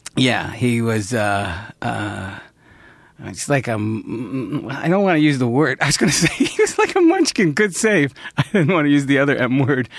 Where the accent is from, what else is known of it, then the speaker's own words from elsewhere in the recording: Central New York, United States; moved away; growing up in Central New York